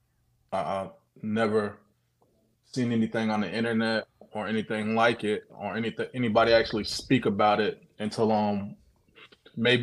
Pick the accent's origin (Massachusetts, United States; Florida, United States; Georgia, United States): Florida, United States; Orlando; I'm actually from Orlando